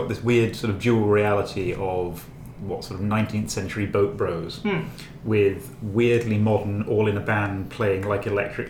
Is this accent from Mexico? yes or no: no; United Kingdom; Well, I am British.